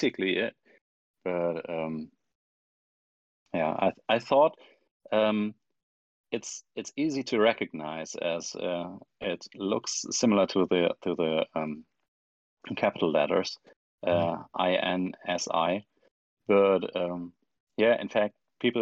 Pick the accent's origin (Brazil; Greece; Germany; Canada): Germany; I'm from Germany